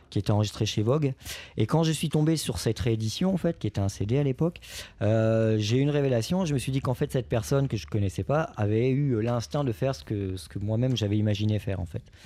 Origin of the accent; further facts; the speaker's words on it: Lorraine, Grand Est, France; là où j'ai grandi, en Lorraine